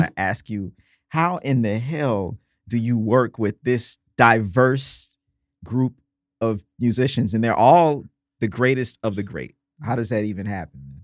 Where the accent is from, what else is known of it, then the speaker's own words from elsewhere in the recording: Mississippi, United States; I'm from Mississippi